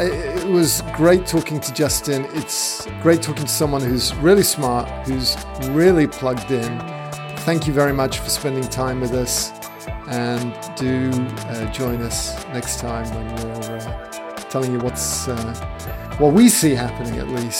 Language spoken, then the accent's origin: English; London, United Kingdom; moved away as an adult; also born or lived in San Francisco, United States / Coventry, England; now in San Diego, United States; Then we moved down to London, which is a little warmer and there's got a little bit more going on. So I kind of consider myself as a Londoner, but I love America as well.